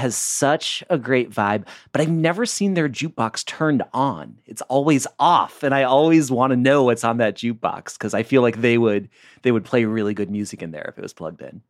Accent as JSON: {"language": "English", "region": "Michigan", "country": "United States", "moved": "yes", "lives_now": "Portland, United States", "said": "I'm from Michigan"}